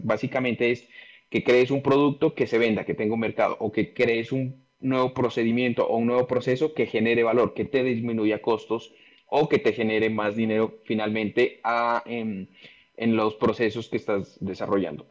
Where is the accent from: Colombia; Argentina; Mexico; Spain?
Colombia; Pasto, Nariño; yo nací en Pasto y vivo acá en Pasto, una ciudad al sur de Colombia